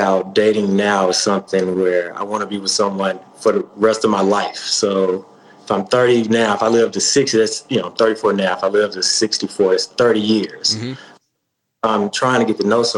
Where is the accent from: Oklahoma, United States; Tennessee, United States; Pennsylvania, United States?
Tennessee, United States; Arlington; now in Nashville, United States; I'm from Memphis, but specifically Arlington, Tennessee